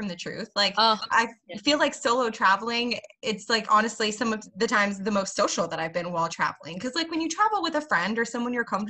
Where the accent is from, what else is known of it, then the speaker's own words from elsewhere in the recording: Texas, United States; accent: Southern; I'm a Texan